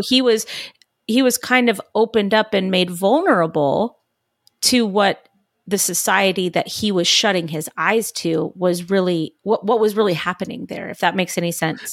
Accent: California, United States; born and raised in California, like I was

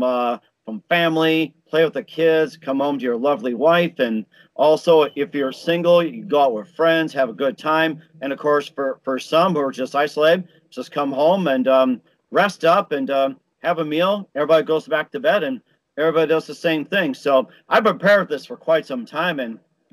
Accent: Chicago, Illinois, United States; also born or lived in Milwaukee, Wisconsin; growing up in Chicago, although I was born in Milwaukee

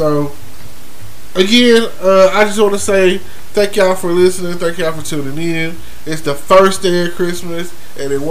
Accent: Texas, United States; I'm from Texas

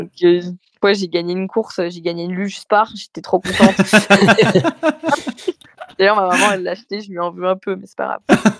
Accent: Méribel, Auvergne-Rhône-Alpes, France; je viens de Meribel.

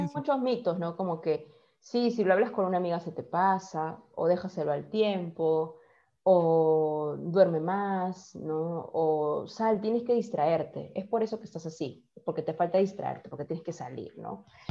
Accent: Peru; tú ya siendo peruano

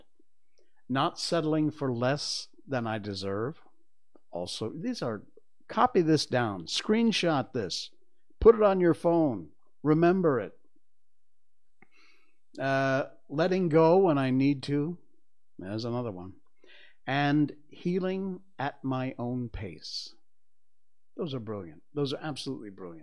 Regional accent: Cornwall, Connecticut, United States; the water in Cornwall where I grew up

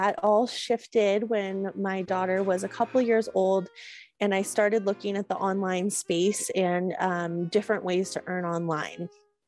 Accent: Northern California, United States; I grew up in Northern California, just kind of a wild child in the mountains

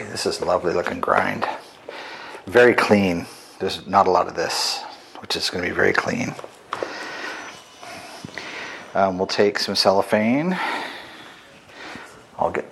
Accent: Oregon, United States; I grew up in Oregon

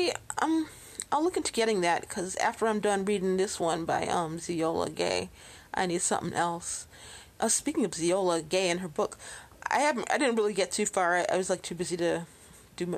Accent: Chicago, Illinois, United States; born or raised there

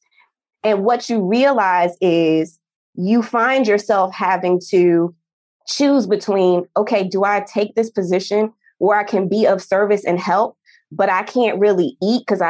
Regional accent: New Jersey, United States; moved away; I'm from New Jersey originally

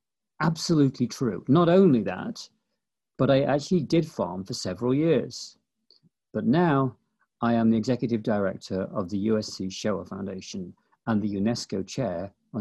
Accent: East Midlands, United Kingdom; now in Los Angeles, United States; I came to Southern California from Nottinghamshire, England, which, of course, is the place where Sherwood Forest is, to this huge metropolis of Los Angeles, Ben.

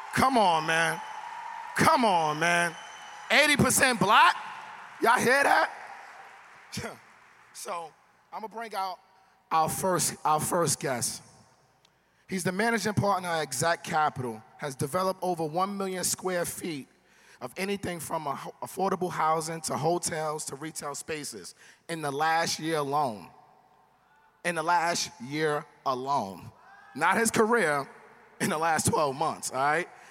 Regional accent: New York City, New York, United States; I'm from New York

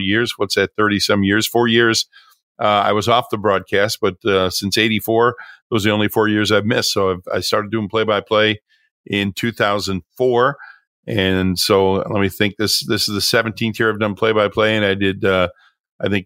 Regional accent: Lockport, New York, United States; also born or lived in Orchard Park, New York; I grew up in Lockport, New York, in Western New York

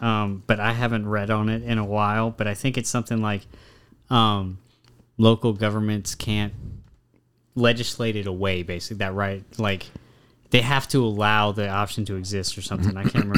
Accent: Louisiana, United States; we're from Louisiana, which is one of the states that has the most restrictive abortion laws.

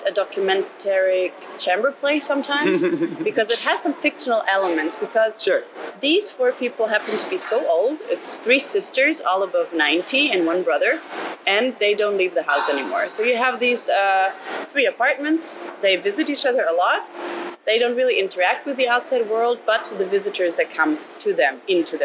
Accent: Germany; I grew up always in Germany

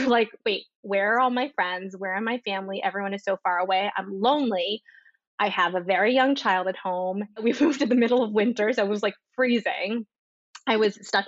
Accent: New Jersey, United States; moved away as an adult; also born or lived in Washington, D.C. / Chicago / Switzerland; now in Miami, United States; I grew up in New Jersey

